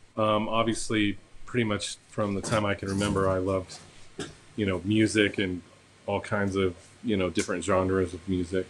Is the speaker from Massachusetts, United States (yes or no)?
no; Harrisonville, Missouri, United States; born there; I was born in Harrisonville, Missouri. So.